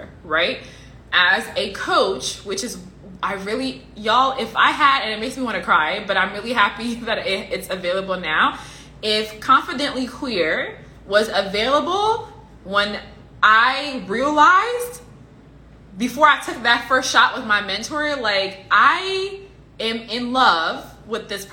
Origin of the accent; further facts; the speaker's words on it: Liberia; I'm from Liberia, I'm African.